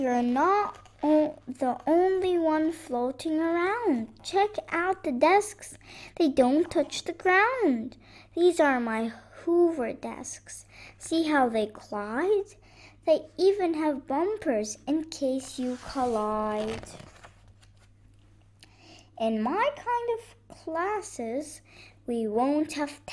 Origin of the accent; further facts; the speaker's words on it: Beirut, Beirut Governorate, Lebanon; I'm 7 years old and I'm from Lebanon, Beirut